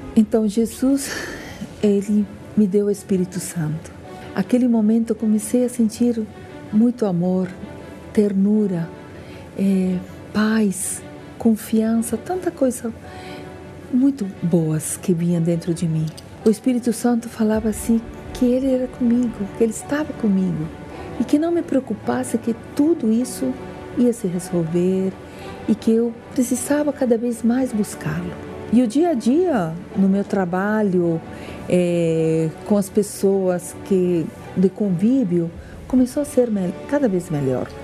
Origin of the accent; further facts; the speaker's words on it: Peru; Portuguese is a second language; moved away as an adult; now in Brasília, Brazil; Eu sou peruana